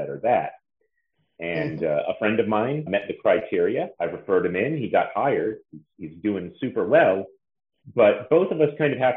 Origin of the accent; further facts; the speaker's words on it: Massachusetts, United States; moved away; We're all from Massachusetts